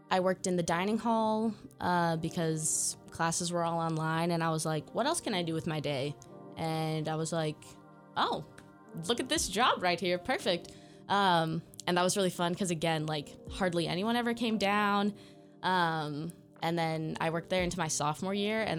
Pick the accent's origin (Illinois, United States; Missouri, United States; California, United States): California, United States; San Juan Bautista; moved away as an adult; now in Corvallis, United States; I'm also Bay Area. Okay, where in Bay Area? um, specifically San Juan Bautista. If you ever had to study the missions, I live by a mission.